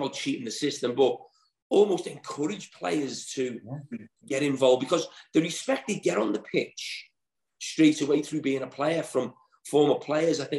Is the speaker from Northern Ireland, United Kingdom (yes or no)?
no; Liverpool, North West England, United Kingdom; I was born in Alderay